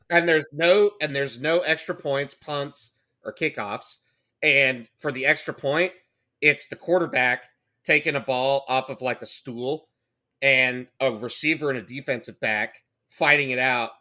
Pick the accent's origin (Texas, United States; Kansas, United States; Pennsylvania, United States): Texas, United States; Fort Worth; I grew up in Fort Worth.